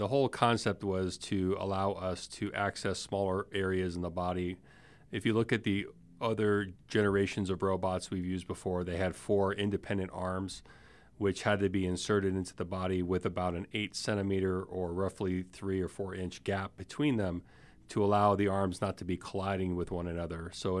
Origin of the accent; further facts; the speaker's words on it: Miami, Florida, United States; I'm originally from Miami, Florida.